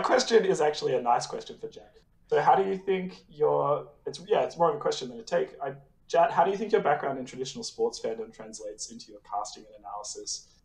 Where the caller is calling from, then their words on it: Sydney, New South Wales, Australia; I'm calling from Sydney, Australia.